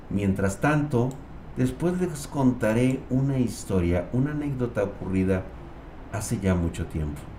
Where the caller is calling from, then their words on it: Guadalajara, Jalisco, Mexico; De Guadalajara.